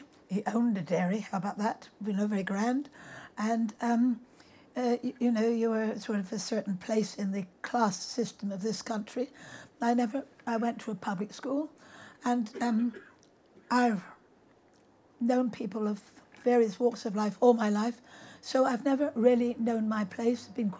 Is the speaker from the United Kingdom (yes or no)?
yes; South West England, United Kingdom; I'm Cornish through and through and through. And my parents were Cornish. My grandparents were Cornish. I have no other blood than Cornish blood.